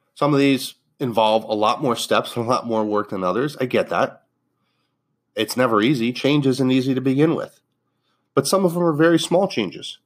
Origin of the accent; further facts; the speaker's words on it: Northeast, United States; moved away; also born or lived in Fort Lauderdale, Florida; I grew up in the Northeast